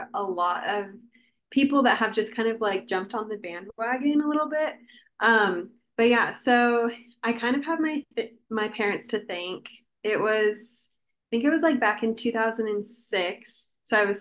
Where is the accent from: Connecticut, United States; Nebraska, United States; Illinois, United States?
Nebraska, United States; Omaha; I'm from Omaha, Nebraska